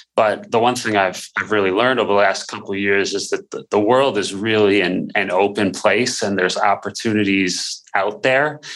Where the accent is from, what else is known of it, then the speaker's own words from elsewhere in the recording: Buffalo, New York, United States; moved away as an adult; also born or lived in Dallas / Houston; my background really growing up in Buffalo, small town